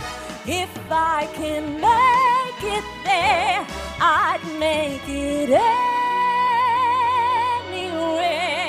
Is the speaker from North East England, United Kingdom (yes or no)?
no; South Wales, United Kingdom; if you can't tell by my strange accent, I hail from South Wales. The Welsh are in tonight.